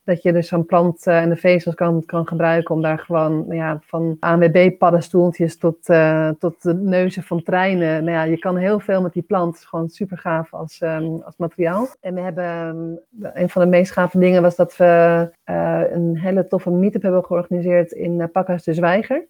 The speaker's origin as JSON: {"language": "Dutch", "town": "Amsterdam", "region": "North Holland", "country": "Netherlands", "also_born_or_lived": "Bussum", "said": "we komen allebei wel uit Amsterdam"}